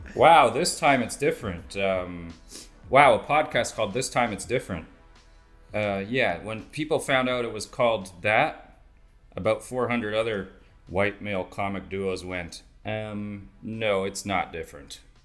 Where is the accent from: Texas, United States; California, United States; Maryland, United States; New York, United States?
New York, United States; I'm from New York